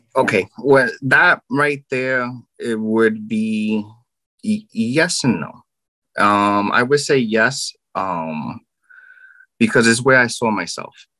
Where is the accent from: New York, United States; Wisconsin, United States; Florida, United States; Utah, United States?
New York, United States; New York City; I'm from Brooklyn, New York